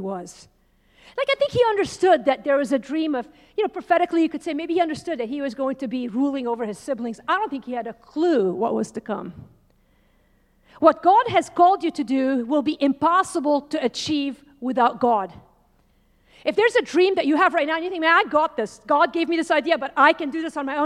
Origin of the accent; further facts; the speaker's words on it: Lebanon; I grew up in Lebanon